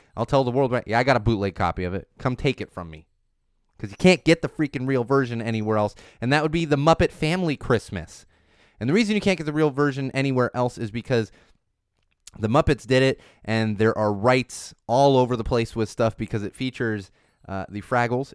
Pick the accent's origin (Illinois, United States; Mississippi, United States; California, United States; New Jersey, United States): California, United States; Poway; also born or lived in Miami, Florida; I grew up in Poway, California, which is technically not San Diego, but you tell, yeah, I grew up in San Diego